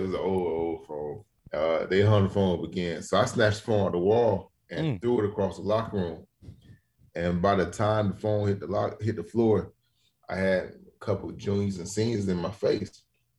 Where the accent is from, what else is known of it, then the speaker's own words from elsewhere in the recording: Miami, Florida, United States; And I'm from Miami. I'm built a little differently.